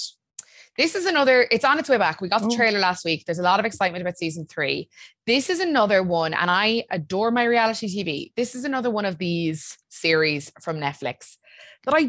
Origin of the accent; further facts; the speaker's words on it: Ireland; We're so Irish